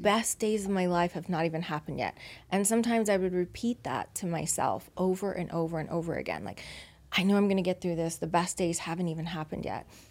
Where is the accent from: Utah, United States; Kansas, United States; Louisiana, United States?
Louisiana, United States; now in Las Vegas, United States; I've been in Vegas for twenty-two years, but I'm originally from Louisiana